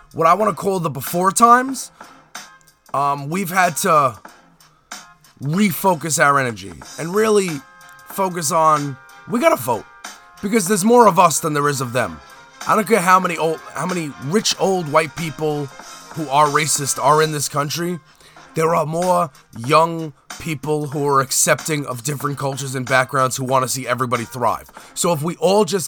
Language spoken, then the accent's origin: English; United States; I'm American